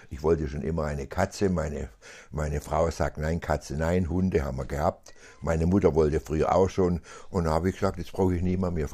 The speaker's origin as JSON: {"language": "German", "town": "Aalen", "region": "Baden-Württemberg", "country": "Germany", "tie": "born or raised there", "also_born_or_lived": "Ellwangen", "said": "da bin ich geboren, bin aber in Aalen aufgewachsen, mein ganzes Leben lang."}